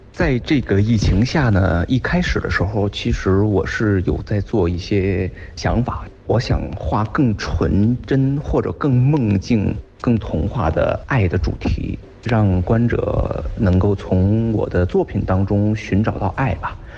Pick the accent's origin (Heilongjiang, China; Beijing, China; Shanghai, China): Beijing, China; 好像感觉到北京人是这种四十五度仰天的这种动作